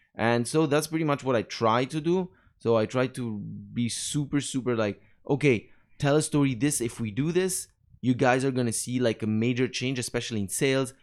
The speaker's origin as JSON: {"language": "English", "town": "Naples", "region": "Campania", "country": "Italy", "also_born_or_lived": "Rome, Italy / Montreal, Canada / Paris, France / Dubai, UAE", "second_language": "English", "moved": "as an adult", "said": "I'm from Napoli, from the south"}